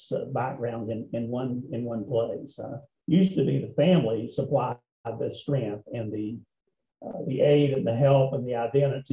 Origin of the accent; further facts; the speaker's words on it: Appalachia, United States; I was born in Appalachia, which in some ways was a minority group, rather poor coal miners.